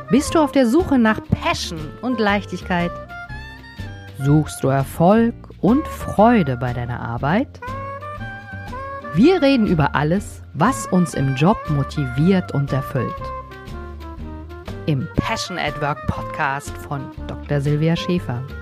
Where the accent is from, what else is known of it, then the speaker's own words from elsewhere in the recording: Heblos, Hesse, Germany; now in Frankfurt, Germany; Ich bin ein altes Landei. Ich bin in Heblos im wunderschönen Vogelsberg geboren und bin vor ja, so ein paar Jahren nach Frankfurt gezogen.